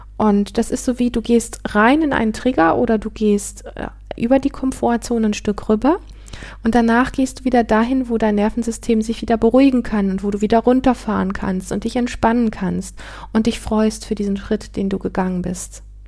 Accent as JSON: {"language": "German", "region": "Northern Germany", "country": "Germany", "tie": "born or raised there", "moved": "as an adult", "said": "meinen Heimatort verlassen. Ich bin mit 19 von, ähm, vom nördlichen Teil Deutschlands in den südlichen Teil gezogen"}